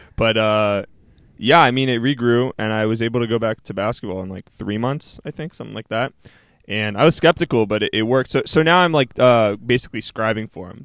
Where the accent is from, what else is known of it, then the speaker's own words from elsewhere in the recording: Canada; I'm Canadian